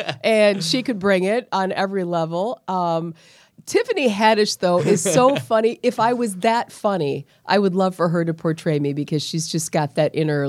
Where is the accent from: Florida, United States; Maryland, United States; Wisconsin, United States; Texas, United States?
Wisconsin, United States; La Crosse; now in Milwaukee, United States; I'm from La Crosse and 3 hours west of here.